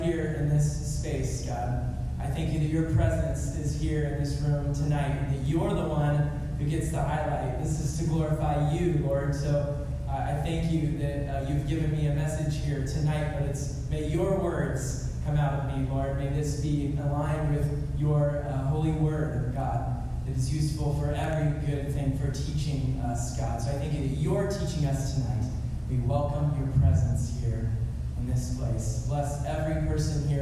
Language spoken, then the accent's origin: English; California, United States; moved away as an adult; now in Chapel Hill, United States; I grew up next to the ocean in California on the coast, and I grew up a little surfer boy